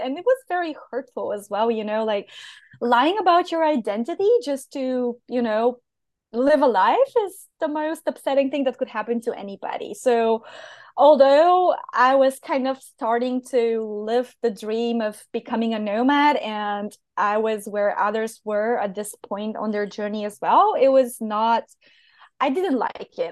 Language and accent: English; Bulgaria; English is a second language; moved away as an adult; also born or lived in Portugal; where I come from